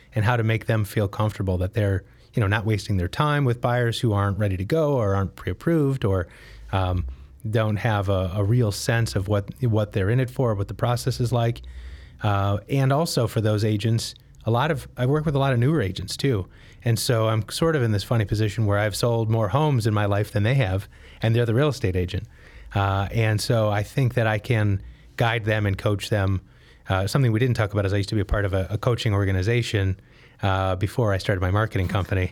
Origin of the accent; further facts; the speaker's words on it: Detroit, Michigan, United States; moved away as an adult; now in Chicago, United States; I grew up in the Detroit area